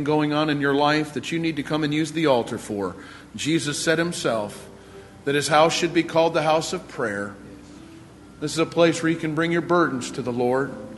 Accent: Eastpointe, Michigan, United States; I was born and raised in Michigan, in East Detroit.

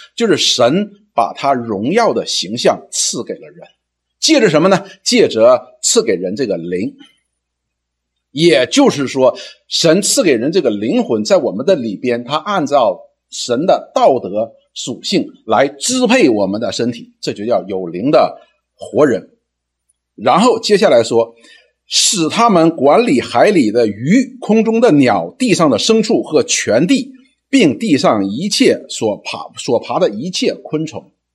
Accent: China; 我们中国人

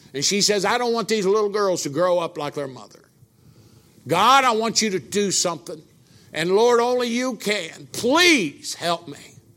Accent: Brookville, Indiana, United States; I was sitting in my hometown in Brookville, Indiana, my mom and dad's kitchen table

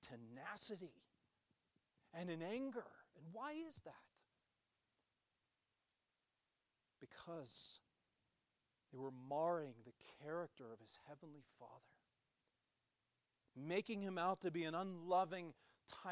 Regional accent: United States; us as American Christians

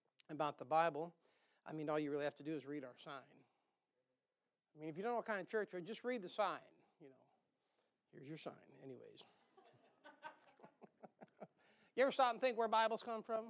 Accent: United States; also born or lived in Ogemaw County; I was raised in Osceola County, and it's the air's a little thin around these parts

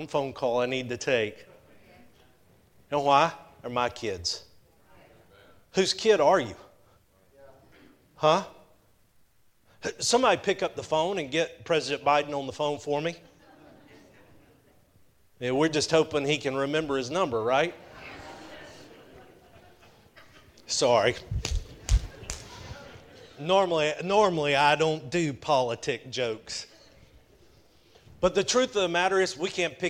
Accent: just south of Chattanooga, Georgia, United States; I grew up in Georgia. I grew up just south of Chattanooga.

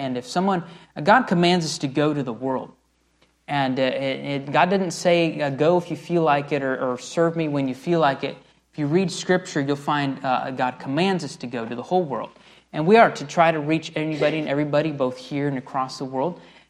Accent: Tucumán, Argentina; where I was mentioning the pastor this morning, where I grew up there in Tucumán, the climate's a lot like here

